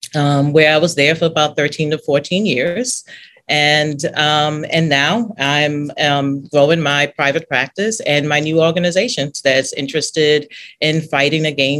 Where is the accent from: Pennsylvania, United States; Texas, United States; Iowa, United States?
Pennsylvania, United States; Philadelphia; moved away as an adult; also born or lived in Brooklyn, New York / Nigeria; now in New Orleans, United States; we grew up in Nigeria to about 5 to 6 years of age. But we settled in Philadelphia. So the rest of my formative years, I was in Philadelphia. When I was 7 years old, we lived in Southwest Philly, the inner cities of Philadelphia.